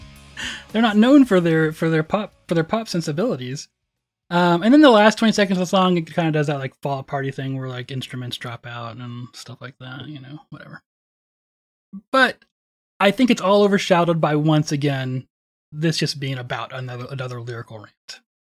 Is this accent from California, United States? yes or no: no; Wichita Falls, Texas, United States; growing up in Wichita Falls